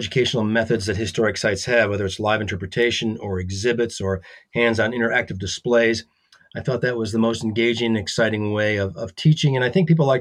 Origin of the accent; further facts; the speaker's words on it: Grosse Pointe Woods, Michigan, United States; also born or lived in Mackinac Island, Michigan; Born and raised in Michigan, I grew up in Grosse Pointe Woods